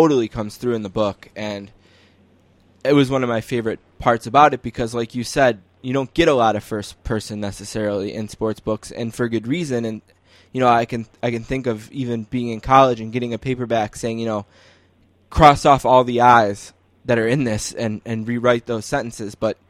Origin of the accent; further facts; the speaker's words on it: Buffalo, New York, United States; we're from Buffalo